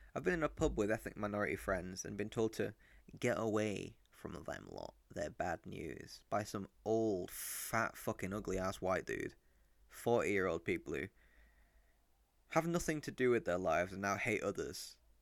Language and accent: English; Rochdale, North West England, United Kingdom; also born or lived in Mexico; I was brought up in Rochdale